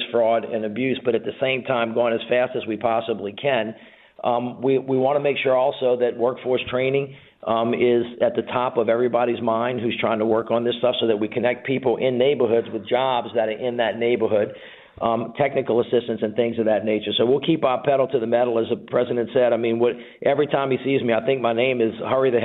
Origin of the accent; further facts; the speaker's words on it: Louisiana, United States; I'm from Louisiana